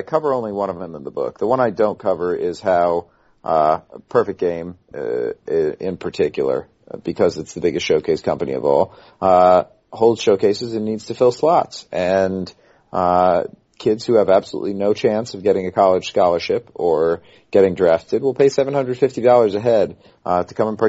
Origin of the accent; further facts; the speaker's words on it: Shawnee Mission, Kansas, United States; We are from Kansas, so...